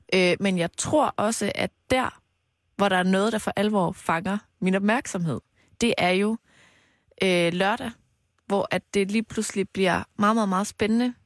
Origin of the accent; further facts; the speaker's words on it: Mols, Central Denmark Region, Denmark; now in Copenhagen, Denmark; fra Mols, hvor jeg har været hele weekenden. Min hjemstavn.